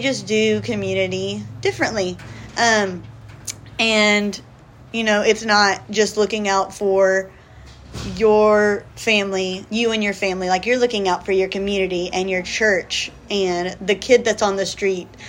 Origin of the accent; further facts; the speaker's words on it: South Georgia, United States; moved away as an adult; now in Dominican Republic; I grew up in South Georgia, um, born and raised